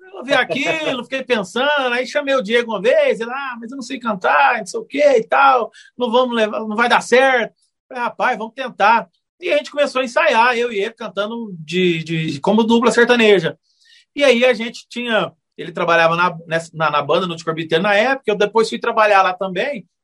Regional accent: Uberlândia, Minas Gerais, Brazil; eu sou natural de Berlândia, nascido e criado aqui em Berlândia

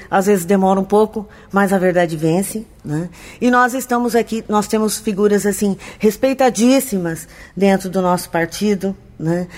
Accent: Americana, São Paulo, Brazil; eu sou nascida em Americana, nasci no bairro Cordenunce, aqui vivi todo esse tempo

